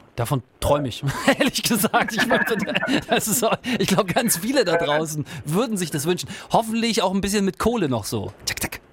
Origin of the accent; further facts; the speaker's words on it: Northern Germany, Germany; moved away; Ich, ich komme ja nicht aus der Region und äh, komme ja eher aus Norddeutschland